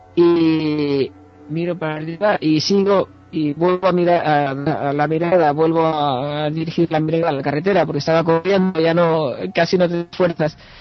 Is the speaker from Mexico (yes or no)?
no; Dénia, Valencian Community, Spain; now in Amsterdam, Netherlands; yo vengo de Denia, eh, intento ir a Denia la vez que puedo, en Alicante